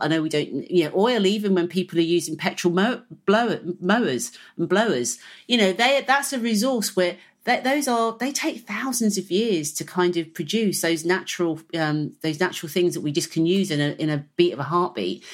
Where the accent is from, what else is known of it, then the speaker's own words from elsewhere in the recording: Hertfordshire, East of England, United Kingdom; I was brought up in the Green Belt, if you like, of, of Hertfordshire